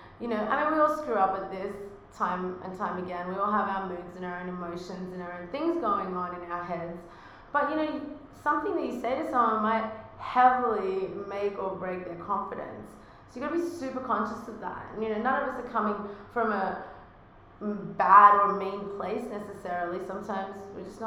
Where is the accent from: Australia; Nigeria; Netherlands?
Australia; accent: Australian; now in United States; with my Australian accent in America